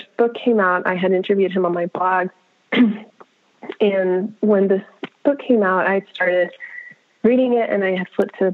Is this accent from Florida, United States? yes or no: yes; Miami, Florida, United States; I grew up in Miami